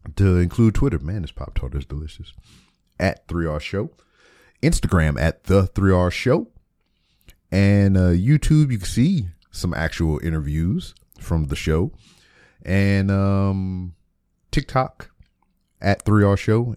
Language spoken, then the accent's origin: English; Lake Charles, Louisiana, United States; moved away; my hometown of Lake Charles, Louisiana